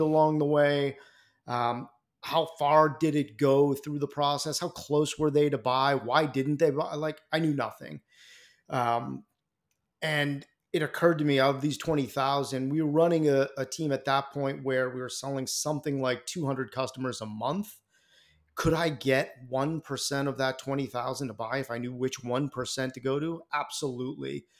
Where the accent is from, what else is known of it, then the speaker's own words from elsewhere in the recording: Boston, Massachusetts, United States; Boston guy out here in, uh, in my hometown